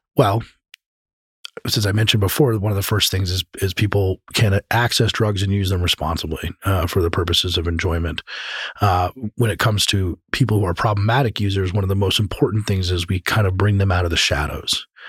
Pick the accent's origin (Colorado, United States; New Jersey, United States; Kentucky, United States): Colorado, United States; I'm from Colorado